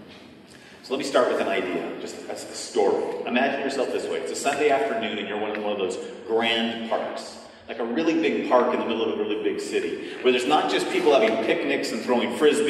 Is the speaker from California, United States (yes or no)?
yes; California, United States; I'm from California